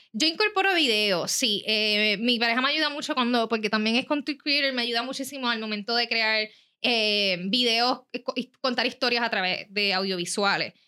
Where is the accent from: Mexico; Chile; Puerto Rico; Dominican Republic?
Puerto Rico; Rincón; yo soy de Rincón